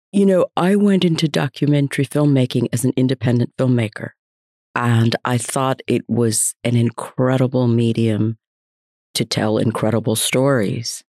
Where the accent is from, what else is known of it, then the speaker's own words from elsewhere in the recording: United States; also born or lived in India; grew up in America.